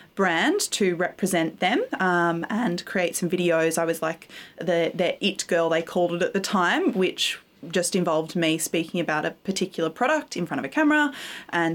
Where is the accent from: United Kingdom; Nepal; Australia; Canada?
Australia; Gold Coast, Queensland; also born or lived in Byron Bay, New South Wales; I grew up in Queensland, partly on the Gold Coast and partly in Byron Bay